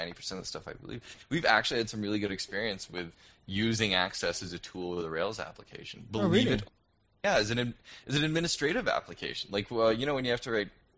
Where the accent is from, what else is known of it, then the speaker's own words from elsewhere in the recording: United States; moved away as an adult; now in Toronto, Canada; Unspace is the company I work for here in Toronto. It's the reason I'm an American who's stuck up in the cold